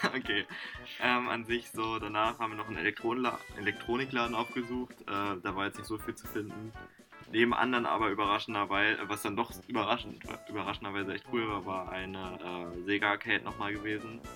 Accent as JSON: {"language": "German", "country": "Germany", "said": "bei uns in Deutschland"}